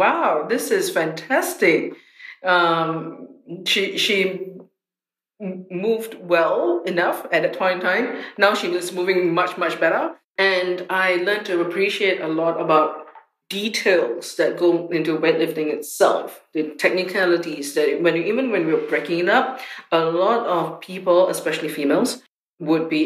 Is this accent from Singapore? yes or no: yes; Singapore; when I was growing up in Singapore